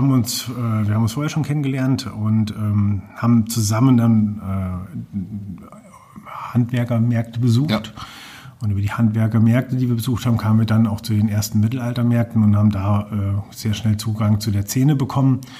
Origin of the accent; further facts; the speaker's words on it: Fulda, Hesse, Germany; also born or lived in Bad Kissingen; Also ich bin in Bad Kissing geboren und von dort aus dann direkt nach Fulda gezogen. Vorher noch einen kleinen Umweg über Schwabenlindler, Heidenheim, Königsbronn gemacht. Aber so die meisten von meinen 46 Lenzen habe ich in Fulda verbracht.